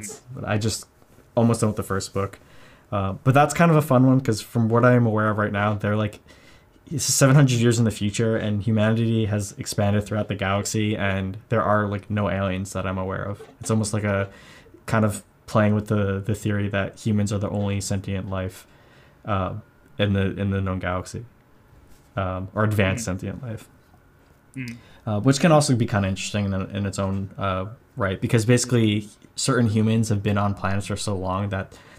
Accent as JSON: {"language": "English", "area": "Long Island", "region": "New York", "country": "United States", "said": "I'm from New York, Long Island, so Montauk is like in my backyard"}